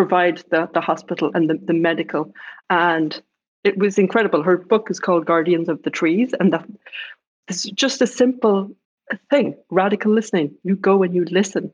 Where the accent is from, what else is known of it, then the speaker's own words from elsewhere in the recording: Ireland; moved away; being Irish